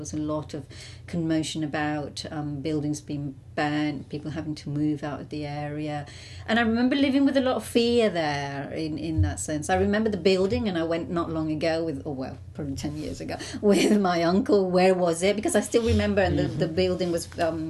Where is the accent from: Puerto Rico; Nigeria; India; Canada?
Puerto Rico; English is a second language; now in United Kingdom; Well, and so when I came to the UK, it was interesting because in Puerto Rico, identifying yourself as a Lat